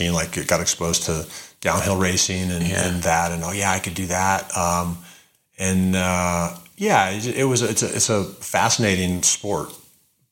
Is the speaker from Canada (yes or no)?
no; Denver, Colorado, United States; Growing up in Denver